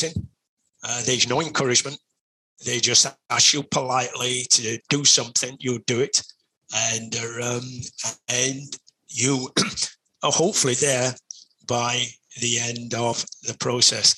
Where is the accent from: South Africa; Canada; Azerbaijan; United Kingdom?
United Kingdom; Sheffield, Yorkshire and the Humber; I come from Sheffield, which is a big city